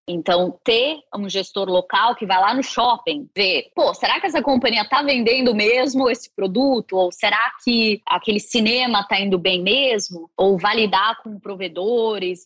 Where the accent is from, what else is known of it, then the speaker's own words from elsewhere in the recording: São Paulo, Brazil; moved away as an adult; also born or lived in Singapore / Mexico / Switzerland; now in New York, United States; sou paulista, mas já moro nos Estados Unidos ou fora do Brasil há 20 anos, desde 2001.